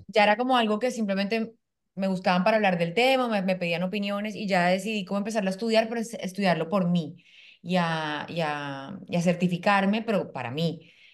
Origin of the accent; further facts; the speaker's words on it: Colombia; moved away as an adult; now in Panama; yo soy colombiana, vivo en Panamá hace dos años